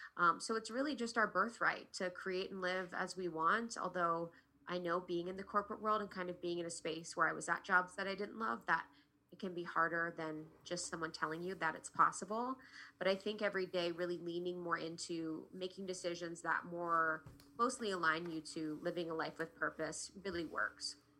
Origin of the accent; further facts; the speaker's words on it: Ohio, United States; also born or lived in New York; now in Los Angeles, United States; where I grew up in Ohio